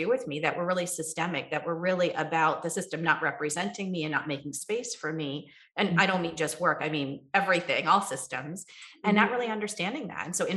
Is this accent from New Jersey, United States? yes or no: yes; New Jersey, United States; also born or lived in Ohio; I grew up in New Jersey